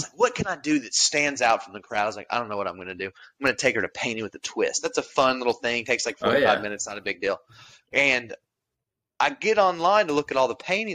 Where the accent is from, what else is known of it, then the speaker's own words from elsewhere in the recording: the Ozarks, United States; Ozark, we're from there. We're from the Ozarks